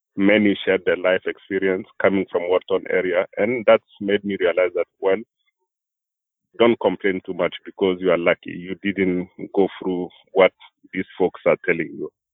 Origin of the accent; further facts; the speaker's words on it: Burkina Faso; moved away as an adult; now in Vermont, United States; I came from Burkina Faso